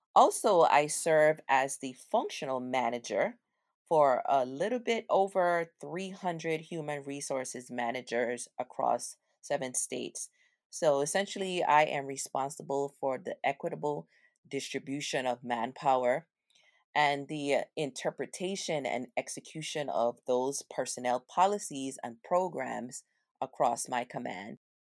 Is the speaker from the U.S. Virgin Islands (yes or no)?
yes; U.S. Virgin Islands; We grew up in Saint Thomas in the area called the Avenue.